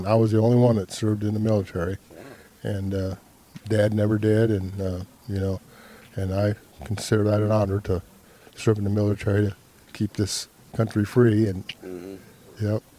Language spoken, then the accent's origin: English; Fryeburg, Ohio, United States; Fryeburg, Ohio.